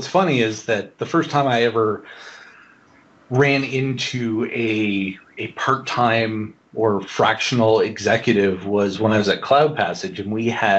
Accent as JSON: {"language": "English", "country": "Canada", "also_born_or_lived": "Bay Area, California / Bermuda", "moved": "as an adult", "lives_now": "Austin, United States", "said": "I'm originally from Canada, so I've kind of moved all over. I've been in the U.S. for 7 years now, and I've worked in universities. I've worked in a bank in Bermuda, where I actually lived in Bermuda"}